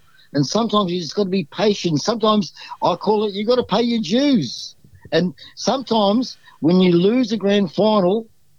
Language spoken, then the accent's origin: English; Victoria, Australia; now in Noosa, Australia; This Noosa, I came from Victoria, came to Queensland, and I was blown away by the standard.